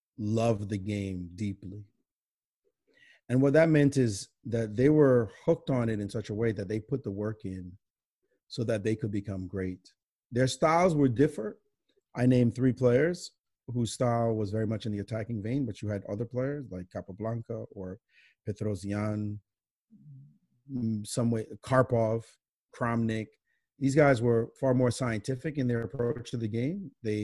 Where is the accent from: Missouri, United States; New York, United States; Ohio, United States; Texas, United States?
New York, United States; Brooklyn; and especially growing up in Brooklyn that I relished. You know, we play in the parks.